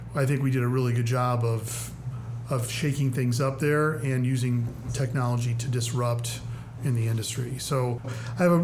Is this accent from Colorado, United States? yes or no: no; Chicago, Illinois, United States; moved away as an adult; also born or lived in St. Charles, Illinois; now in Springfield, United States; I've been a Midwesterner my whole life, so I grew up in the Chicagoland suburbs